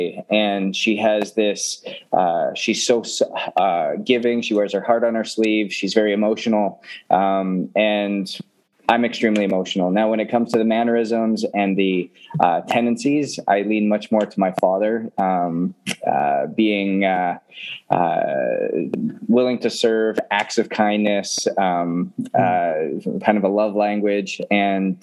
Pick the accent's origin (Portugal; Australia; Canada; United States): Canada; Edmonton, Alberta; growing up in Canada, Edmonton specifically